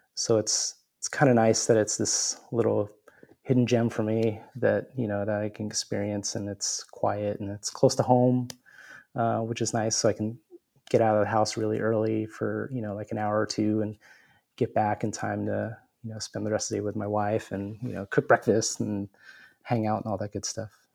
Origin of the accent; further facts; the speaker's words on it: San Diego, California, United States; rediscovering my hometown